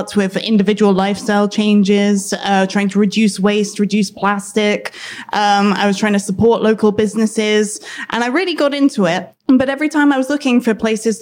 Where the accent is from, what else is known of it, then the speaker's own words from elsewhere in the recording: United Kingdom; also born or lived in London; In case you haven't guessed from my accent, I'm British.